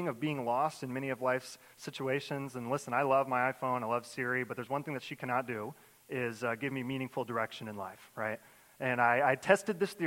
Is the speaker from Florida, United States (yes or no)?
yes; Jacksonville, Florida, United States; moved away as an adult; now in New York, United States; I grew up in the great city of Jacksonville, Florida